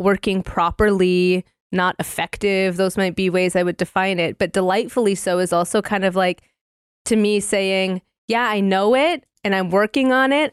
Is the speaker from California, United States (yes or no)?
no; northern Minnesota, United States; also born or lived in Alaska; I was raised on a bison ranch in northern Minnesota